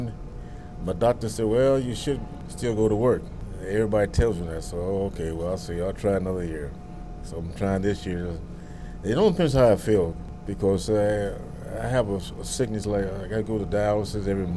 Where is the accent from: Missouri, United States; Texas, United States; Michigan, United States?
Texas, United States; Dallas; also born or lived in Northern California; now in Los Angeles, United States; I'm from Dallas, Texas